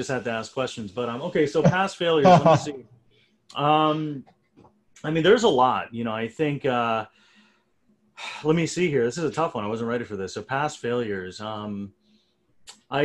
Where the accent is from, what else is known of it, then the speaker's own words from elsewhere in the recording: India; I'm from India.